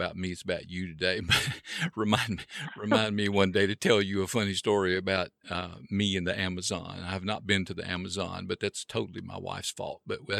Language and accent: English; Oxford, Mississippi, United States; moved away; Oxford is my hometown.